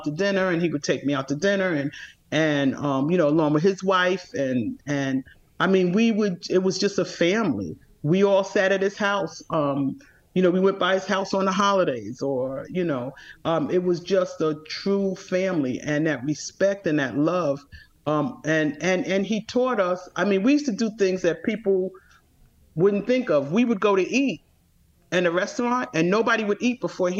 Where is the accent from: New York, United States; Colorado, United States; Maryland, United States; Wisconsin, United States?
New York, United States; New York City; I grew up in Bed-Stuy